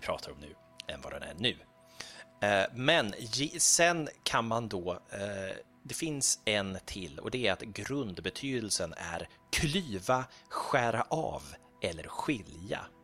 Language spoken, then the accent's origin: Swedish; Gothenburg, Västra Götaland, Sweden; now in Stockholm, Sweden; jag växte ju upp, jag växte, jag växte upp på Slätta.